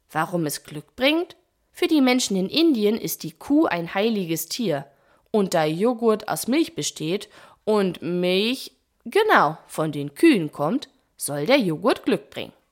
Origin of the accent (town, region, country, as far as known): Germany